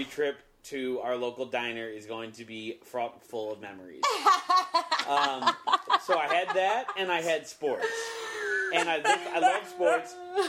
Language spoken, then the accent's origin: English; Cleveland, Ohio, United States; I grew up in a pretty football crazed part of the country in Ohio. For me, I grew up in Cleveland